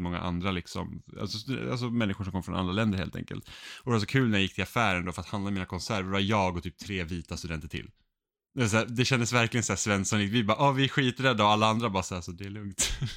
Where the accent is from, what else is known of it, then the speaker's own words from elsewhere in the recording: Finland; Jag är finne